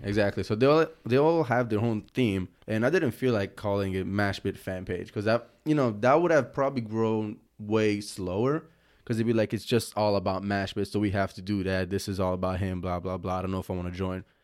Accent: Italy; moved away as an adult; I'm born and raised in Italy

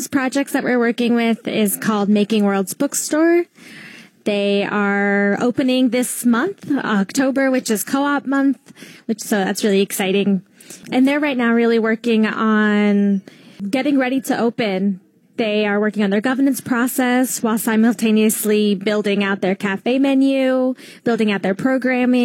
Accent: Gainesville, Georgia, United States; now in Philadelphia, United States; So I am from Gainesville, Georgia, foothills

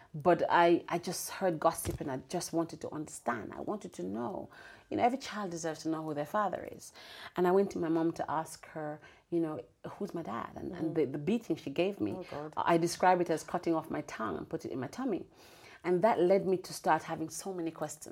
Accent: Braes River, Saint Elizabeth, Jamaica; moved away; I'm the girl who grew up in Jamaica, sold mangoes on the train

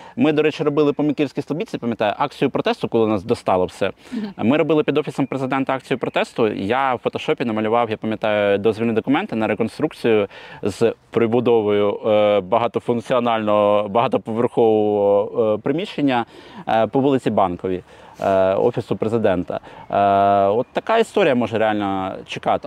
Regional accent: Kyiv, Ukraine; я з Троєщини.

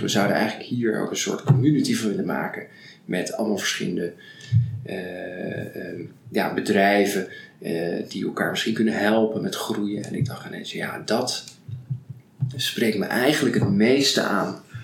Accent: Rotterdam, South Holland, Netherlands; ik ben uh, geboren getogen in Rotterdam

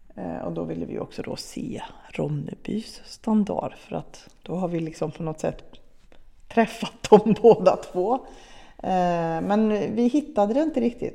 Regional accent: Arvika, Värmland, Sweden; i Arvika, där vi kommer ifrån

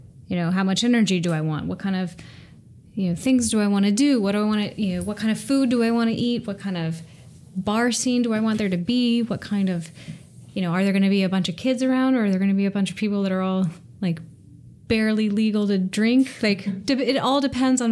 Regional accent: Seattle, Washington, United States; raised in Seattle

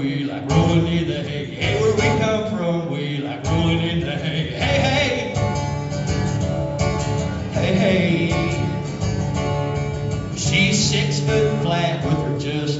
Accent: East Kentucky, United States; now in Knoxville area, Tennessee, United States; Growing up in East Kentucky, my daddy hauled coal in the early 70s

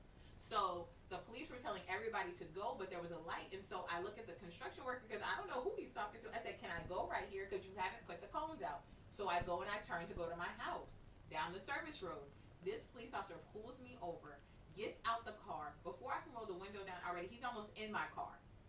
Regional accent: Dallas, Texas, United States; now in Baton Rouge, United States; I'm from Dallas. I live in Baton Rouge

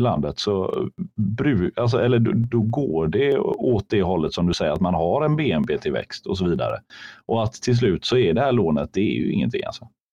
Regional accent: Sweden; vi svenskar

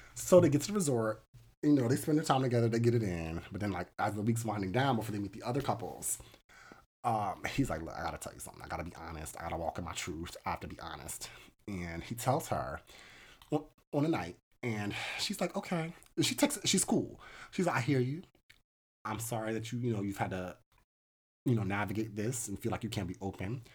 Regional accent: United States; as an American

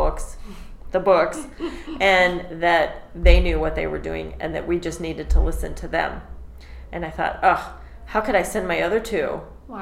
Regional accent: Branson, Missouri, United States; Where I come from, I'm from Branson.

